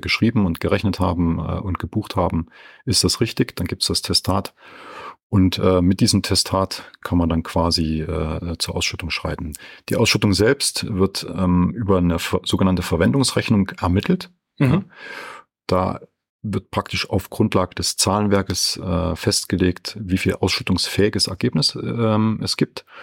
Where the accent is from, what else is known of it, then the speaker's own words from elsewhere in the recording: Franconia, Bavaria, Germany; bin ich viel in meiner Heimat Franken unterwegs